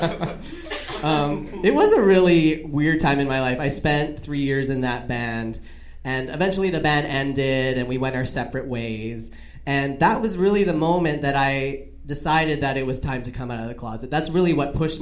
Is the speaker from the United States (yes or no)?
no; Canada; I just was Canadian. I'm Canadian. So I just like was raised in this world where it was like nice